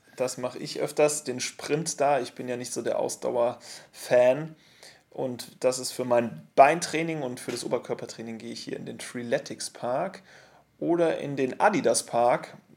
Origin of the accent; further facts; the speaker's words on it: Munich, Bavaria, Germany; Wir als Münchner